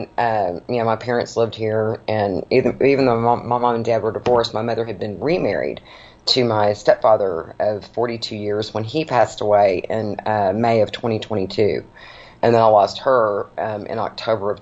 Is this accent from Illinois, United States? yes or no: no; Dallas, Texas, United States; I was born and raised in Dallas